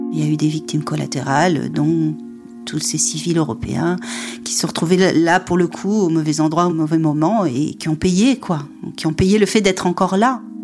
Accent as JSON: {"language": "French", "town": "Perpignan", "region": "Occitania", "country": "France", "tie": "born or raised there", "moved": "yes", "said": "je, suis allée à Perpignan, c'est là où j'ai grandi"}